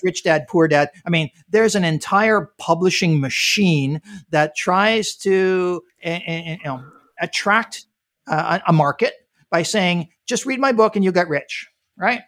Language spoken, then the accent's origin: English; Canada; moved away as an adult; now in United States; I'm, I'm originally from Canada